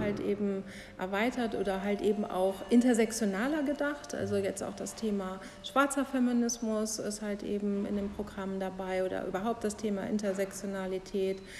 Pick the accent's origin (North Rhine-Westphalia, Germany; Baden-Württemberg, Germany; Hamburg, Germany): North Rhine-Westphalia, Germany; Bonn; Ich würde mich schon sehr als Rheinländerin halt eben bezeichnen